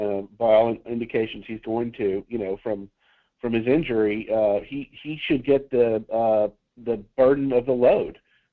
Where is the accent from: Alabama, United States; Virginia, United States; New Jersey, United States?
Alabama, United States; I grew up in Alabama